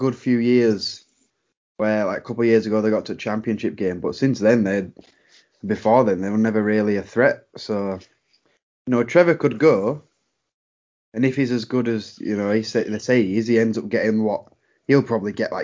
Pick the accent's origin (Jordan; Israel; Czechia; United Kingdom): United Kingdom; England; as a English NFL fan